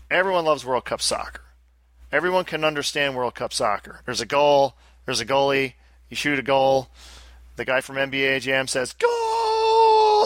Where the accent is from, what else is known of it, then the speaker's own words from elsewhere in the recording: Albany, New York, United States; accent: thick Albany; I was born in Albany. I have a very thick Albany accent